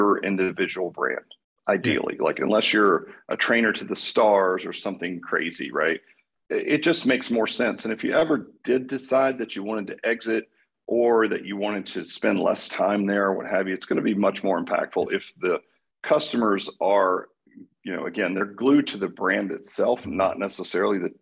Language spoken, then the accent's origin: English; Dallas, Texas, United States; I'm from Dallas